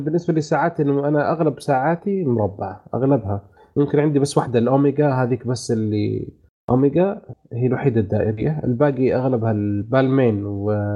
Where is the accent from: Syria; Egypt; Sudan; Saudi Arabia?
Saudi Arabia; عندنا في السعوديه